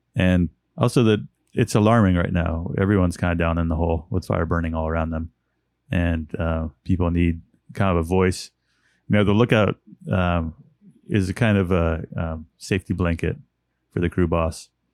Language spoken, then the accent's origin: English; Westwood, California, United States; moved away as an adult; also born or lived in Oakland, California; now in Chico, United States; I was born in Oakland, California. And then, uh, my parents moved up to Northeastern California when I was about five